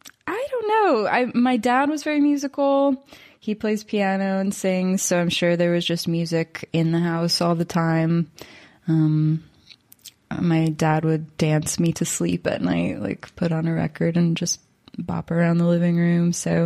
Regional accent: Florida, United States; born there; also born or lived in Wales; I was born in Florida, kind of random. Have moved around a lot my whole life. Have spent the last 2 years in rural Wales.

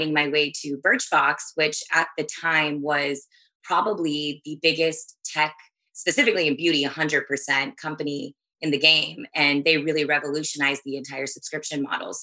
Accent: Texas, United States; I grew up in Texas where I'm back at now

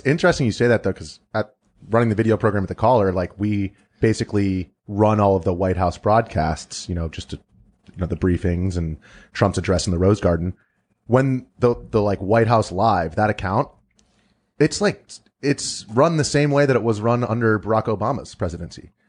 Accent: United States; we're all American

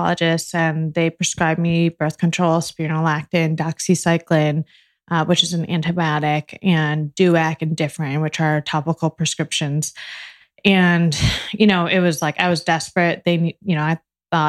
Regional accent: Bloomfield Hills, Michigan, United States; So I was born in Michigan, in Bloomfield Hills. It's like a suburb in Michigan. And my mom is a business owner. So a small business owner. And I grew up going to her office in the summers

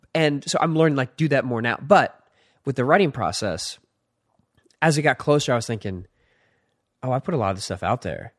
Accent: Philadelphia, Pennsylvania, United States; I was born in Philadelphia

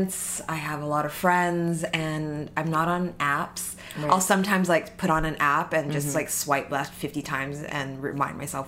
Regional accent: Vancouver, British Columbia, Canada; moved away as an adult; now in New York, United States; I'm from Vancouver.

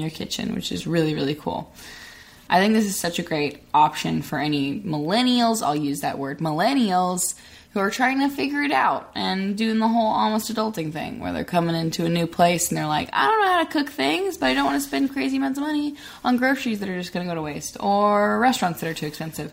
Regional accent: Arkansas, United States; now in Los Angeles, United States; I'm from Arkansas

